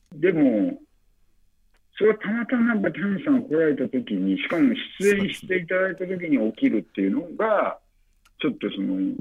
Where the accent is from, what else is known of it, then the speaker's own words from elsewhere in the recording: western Okayama Prefecture, Japan; 僕はまあ岡山県の西の方の出身なんで